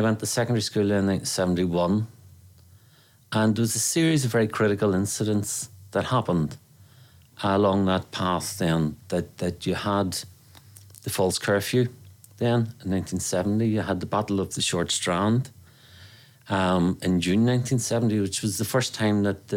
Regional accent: Northern Ireland, United Kingdom; We grew up amongst Protestants. So we did. You know, we grew up in the Protestant area.

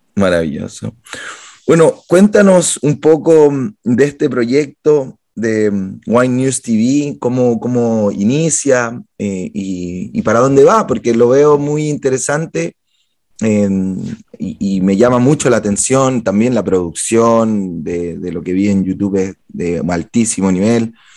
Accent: Guayaquil, Guayas, Ecuador; nacimos en la misma ciudad, en Guayaquil

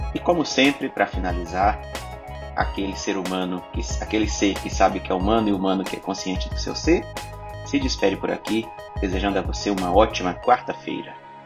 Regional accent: Brazil; eu sou brasileiro

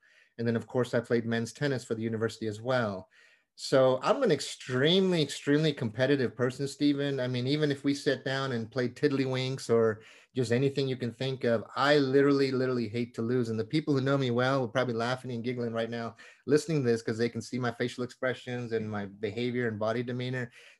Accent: India; born there; Usually the word Indian, I was born in India, and usually the word Indian and sports do not go in the same sentence.

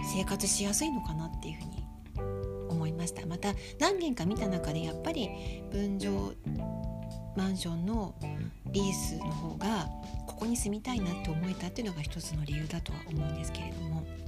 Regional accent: Tokyo, Japan; now in Sapporo, Japan; 私は東京新宿出身なので

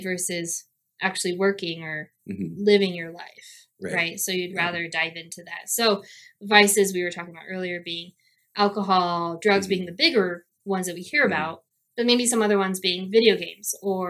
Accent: Colorado, United States; we're from Colorado

